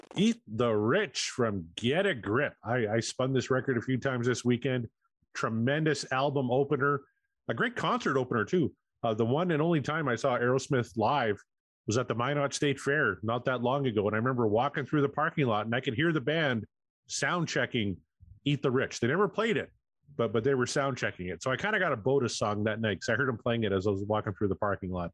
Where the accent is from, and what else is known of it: Canada